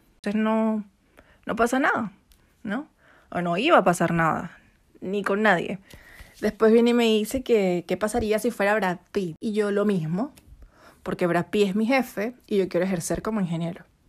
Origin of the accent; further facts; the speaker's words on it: Venezuela; now in Chile; Yo soy venezolana